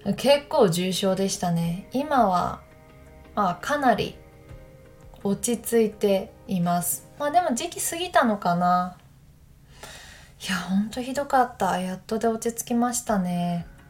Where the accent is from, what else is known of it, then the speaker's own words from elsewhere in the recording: Takayama, Gifu, Japan; moved away; 私たちの地元飛騨高山に帰ったよ